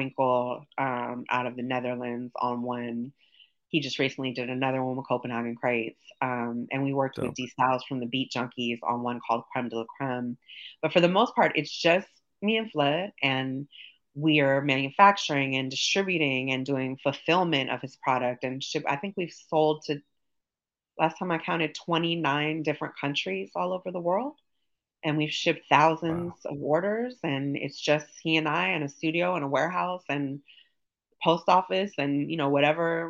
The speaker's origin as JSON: {"language": "English", "town": "Los Angeles", "region": "California", "country": "United States", "tie": "born or raised there", "said": "I grew up in Hollywood"}